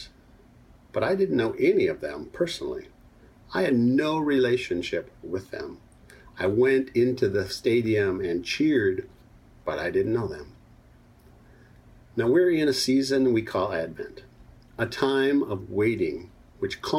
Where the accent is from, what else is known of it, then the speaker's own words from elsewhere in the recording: Minnesota, United States; I was a young boy growing up in Minnesota